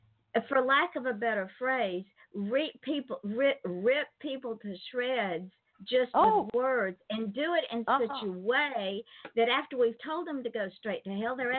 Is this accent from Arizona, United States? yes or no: no; East Point, Georgia, United States; moved away as an adult; also born or lived in Atlanta, Georgia / Jackson County, Georgia; I was born in Atlanta, and I was raised in East Point.